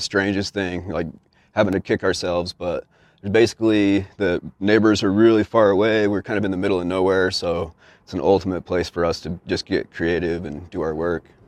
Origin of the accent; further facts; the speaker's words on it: Utah, United States; moved away; I'm a dude from Utah